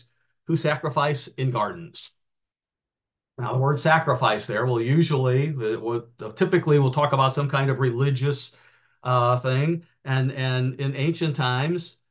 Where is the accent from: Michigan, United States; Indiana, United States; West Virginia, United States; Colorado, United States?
Indiana, United States; outside of Chicago; I grew up in outside of Chicago in the Indiana side